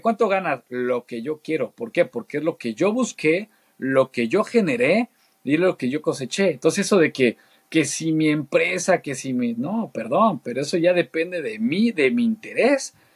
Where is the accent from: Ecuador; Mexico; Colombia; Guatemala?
Mexico; also born or lived in Argentina / Saltillo / Querétaro; siendo mexicano, la verdad es que nos aprecian mucho Argentina